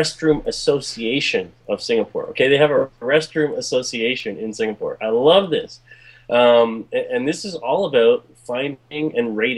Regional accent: Toronto, Ontario, Canada

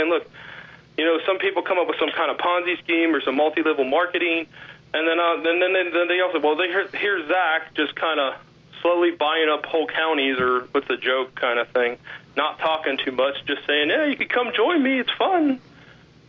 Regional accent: Ohio, United States; moved away; I'm originally from Ohio

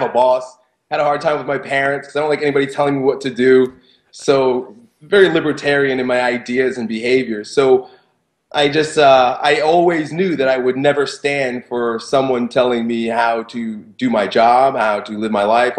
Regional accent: Long Island, New York, United States; I grew up in Long Island

